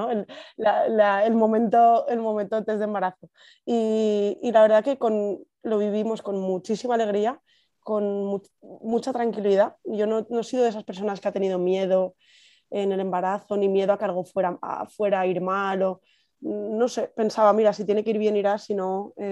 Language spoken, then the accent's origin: Spanish; Valencia, Valencian Community, Spain; moved away as an adult; now in San Sebastián, Spain; tengo casi 33 años, soy de Valencia, pero los últimos años de, de mi vida, los últimos 10 años, he vivido en San Sebastián